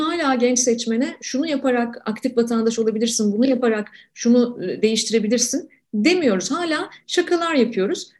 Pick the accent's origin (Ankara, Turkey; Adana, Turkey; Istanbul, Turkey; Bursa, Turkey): Ankara, Turkey; ben Ankara'daki ilk gençliğimde çocukluğumda e, Ankara'da yaşarken